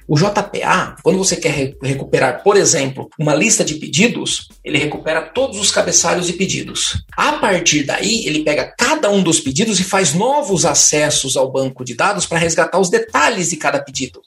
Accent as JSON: {"language": "Portuguese", "region": "São Paulo", "country": "Brazil", "said": "sou de São Paulo, moro em São Paulo atualmente"}